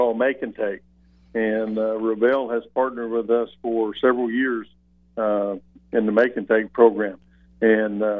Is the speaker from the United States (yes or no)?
yes; Southwest, United States; I grew up in the Southwest